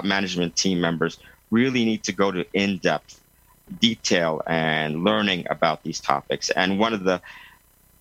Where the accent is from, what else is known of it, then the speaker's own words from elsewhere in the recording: New York, United States; moved away as an adult; now in Lausanne, Switzerland; I'm an American born and raised in New York, but now living in Lausanne, Switzerland